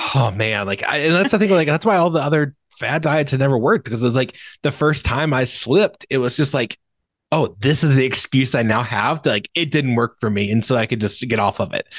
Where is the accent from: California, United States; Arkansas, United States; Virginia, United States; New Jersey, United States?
Virginia, United States; moved away as an adult; now in Michigan, United States; I grew up in Virginia. my entire life, basically. I live in Michigan now